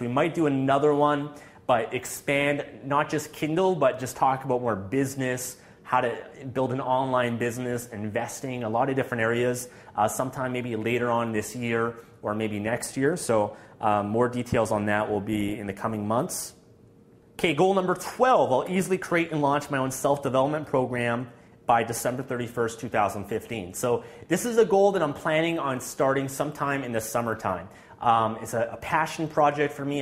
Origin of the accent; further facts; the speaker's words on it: Canada; being Canadian